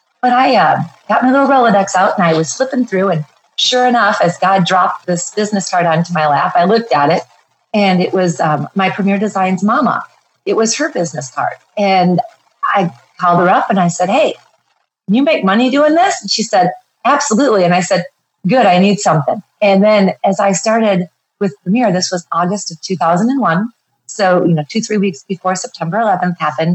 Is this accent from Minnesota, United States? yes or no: yes; Minneapolis, Minnesota, United States; now in Bozeman, United States; I live in Bozeman, Montana, but I'm originally from the Minneapolis area